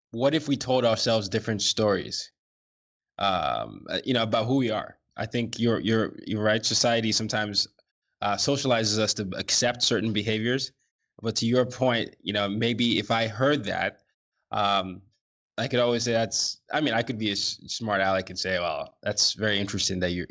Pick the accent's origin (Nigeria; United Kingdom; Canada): Nigeria; American international school before going back to Nigeria, I went through this pendulum swing of being too Nigerian to not being Nigerian enough when I got back to Nigeria